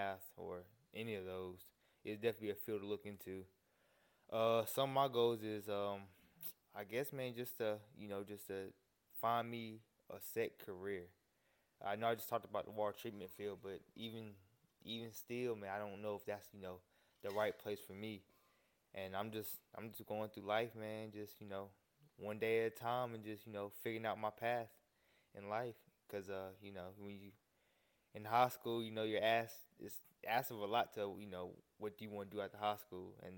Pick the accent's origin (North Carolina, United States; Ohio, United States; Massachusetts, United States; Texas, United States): North Carolina, United States; I'm originally from North Carolina. Been here my whole life